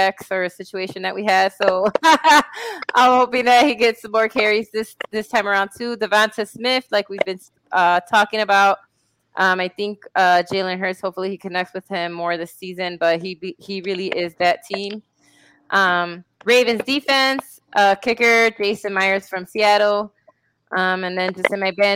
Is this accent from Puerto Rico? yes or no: yes; Puerto Rico; my hometown in Puerto Rico